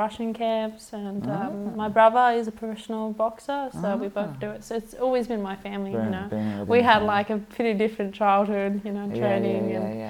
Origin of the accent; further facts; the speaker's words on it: Sweden; accent: Australian; now in Australia; So I grew up in Sweden, so I'm not actually Australian. I sound Australian